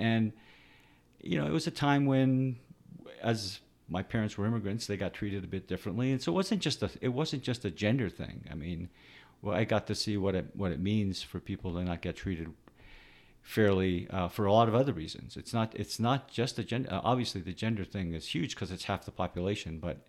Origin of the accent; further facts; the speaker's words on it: Canada; born there; I grew up with a little bit of an accent because my parents had an accent, even though I was born in Canada.